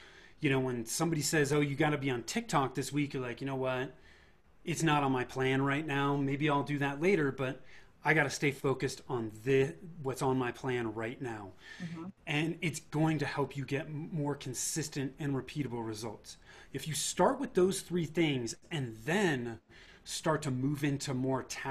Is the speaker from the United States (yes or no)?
yes; Bay Area, Northern California, United States; born or raised there; moved away as an adult; now in Denver, United States